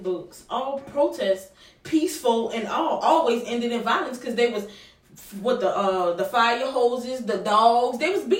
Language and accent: English; New Orleans, Louisiana, United States; About growing up in New Orleans. Because we went on our first protest when I was 6 years old.